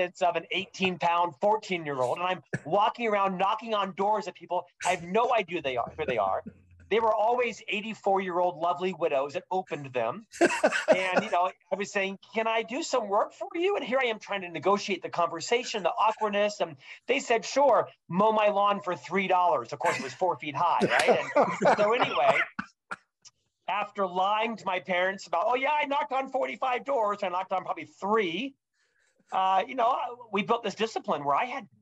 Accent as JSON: {"language": "English", "region": "Central Florida", "country": "United States", "tie": "born or raised there", "moved": "yes", "lives_now": "Utah, United States", "said": "I was born and raised in Central Florida in a upper middle class family in the 70s and 80s"}